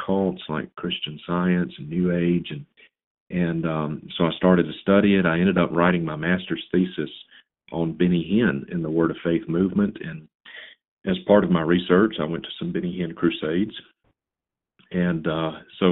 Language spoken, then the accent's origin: English; Vicksburg, Mississippi, United States; I was born and reared in Mississippi